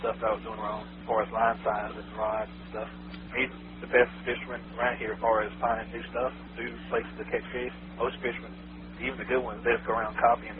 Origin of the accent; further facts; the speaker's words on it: Lake Sinclair, Georgia, United States; I grew up around Lake Sinclair.